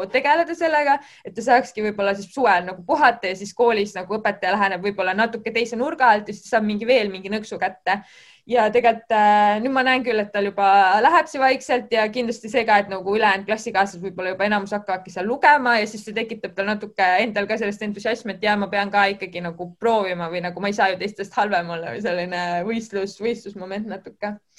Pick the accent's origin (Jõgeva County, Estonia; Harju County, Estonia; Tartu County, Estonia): Harju County, Estonia; Kurtna; also born or lived in Tallinn; ma ise olen siin koolis õppinud, et ma olen täiesti Kurtnast pärit